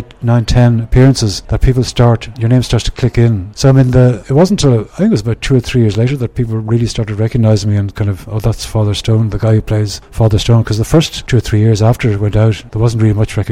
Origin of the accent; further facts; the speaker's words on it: Ireland; moved away; being Irish